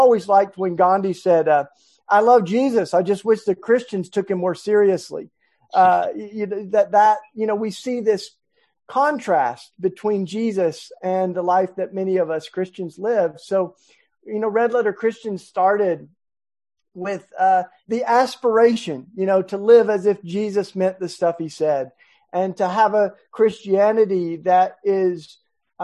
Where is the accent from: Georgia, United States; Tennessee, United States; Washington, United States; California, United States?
Tennessee, United States; in my home state of Tennessee